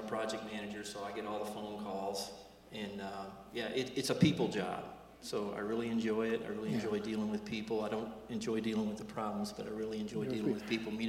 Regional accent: Charlestown, Indiana, United States; moved away as an adult; also born or lived in Clarksville, Indiana / Louisville, Kentucky; Well, I was born in Clarksville, but Charlestown is where.

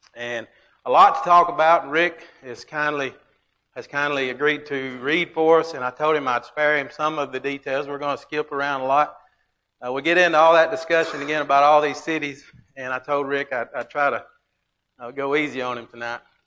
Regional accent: Alabama, United States; I'm from Alabama

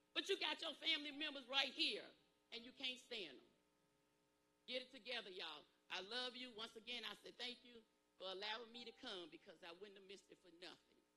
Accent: Pageland, South Carolina, United States; I told her I was from Pageland, South Carolina, where my people was.

